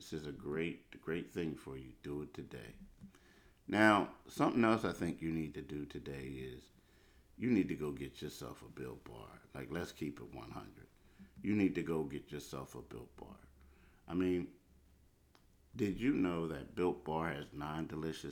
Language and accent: English; Philadelphia, Pennsylvania, United States; I grew up in Philly